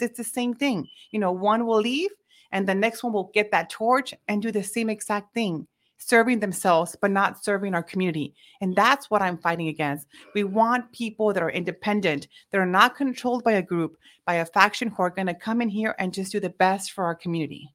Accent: Mission, Texas, United States; born and raised in Mission, Texas

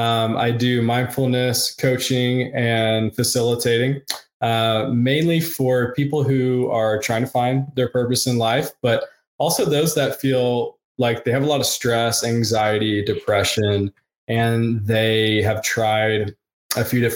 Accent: the South, United States; I grew up in the South and it's similar in the South.

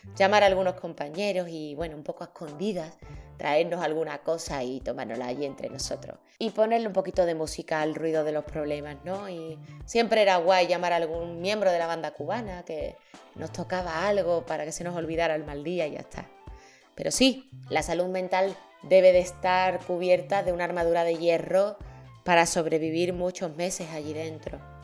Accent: Seville, Andalusia, Spain; yo soy de Sevilla.

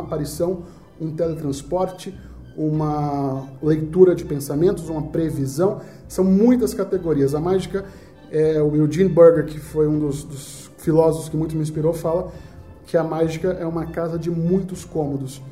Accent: Northeast Region, Brazil; eu sou nordestino

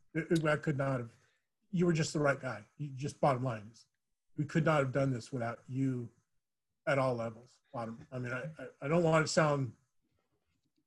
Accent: Huntington Beach, California, United States; now in Chino, United States; I grew up in Huntington Beach and didn't leave there until I came to Chino

